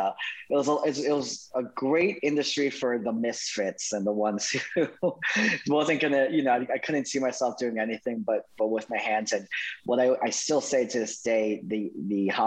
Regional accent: Winter Park, Florida, United States; I'm from Winter Park, from Orlando, Florida.

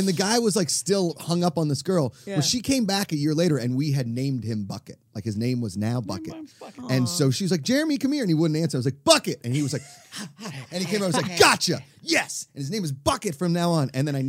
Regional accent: Pittsburgh, Pennsylvania, United States; now in Los Angeles, United States; I'm from Pittsburgh. It's like the number 4 band there right now.

